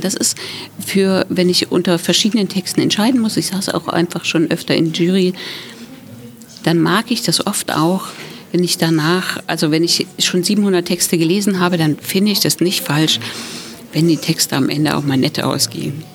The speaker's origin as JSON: {"language": "German", "region": "Thuringia", "country": "Germany", "moved": "yes", "lives_now": "Berlin, Germany", "said": "ich komme aus Thüringen, wohne jetzt schon richtig lange in Berlin"}